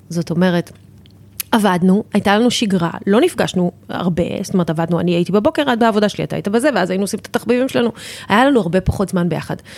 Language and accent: Hebrew; Tel Aviv, Tel Aviv District, Israel; moved away as an adult; now in Ramat HaSharon, Israel; אני הייתי ילדה תל אביבית, גדלתי בתל אביב